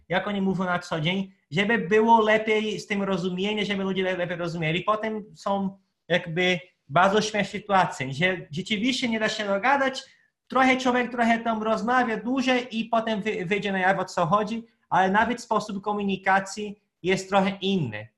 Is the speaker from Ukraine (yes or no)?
no; Pará, Brazil; Polish is a second language; now in Poland; ja pochodzę z Para, z północy